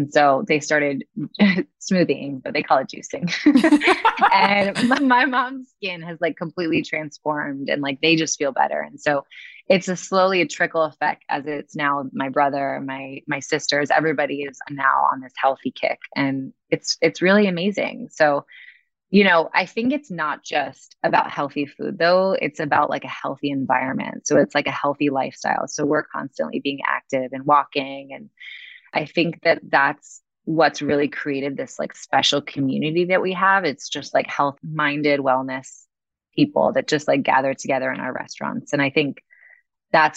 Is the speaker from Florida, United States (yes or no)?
yes; Weston, Florida, United States; also born or lived in Lake Forest, Illinois / Gainesville, Florida / Wellington, Florida; now in Miami, United States; I moved to Weston when I was 10 and grew up in South Florida